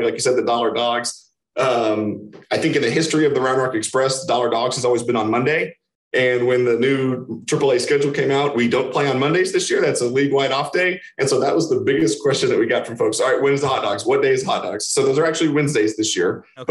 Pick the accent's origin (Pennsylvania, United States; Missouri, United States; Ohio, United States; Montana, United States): Missouri, United States; Kansas City; I'm from Kansas City